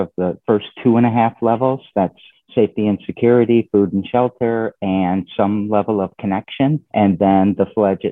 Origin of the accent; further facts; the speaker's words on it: Lansing, Michigan, United States; I'm a Lansing native. I was born and raised in Lansing